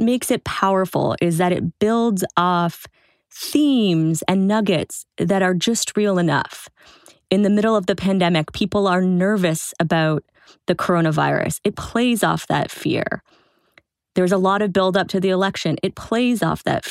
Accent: Toronto, Ontario, Canada; moved away; I was back in my hometown of Toronto

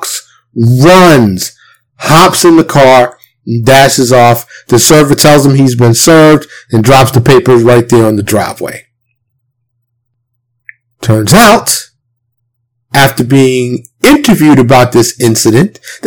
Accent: New York City, New York, United States; now in Texas, United States; I'm born and raised in New York City, currently reside in Texas

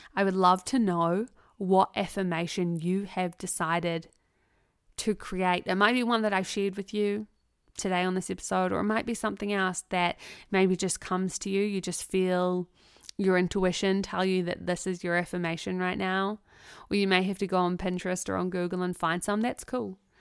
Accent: New Zealand; as two Kiwi girls

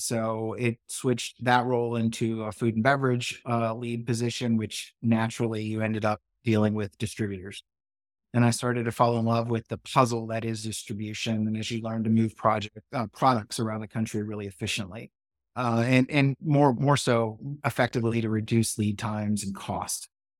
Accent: Shreveport, Louisiana, United States; My brother actually bartended on the border where I grew up in Shreveport. Louisiana.

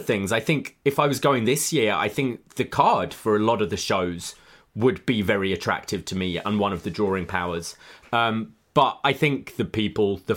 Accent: London, United Kingdom; moved away as an adult; now in Toronto, Canada; I live in Toronto, but I am from the UK. I'm from London. I moved here just about 5 years ago.

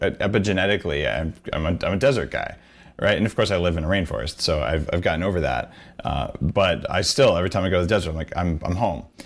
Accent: New Mexico, United States; moved away; I grew up in New Mexico

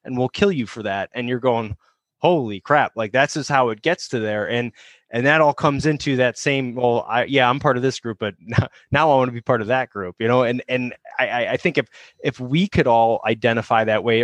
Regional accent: Chicago, Illinois, United States; moved away; I'm not from here. I'm from Chicago

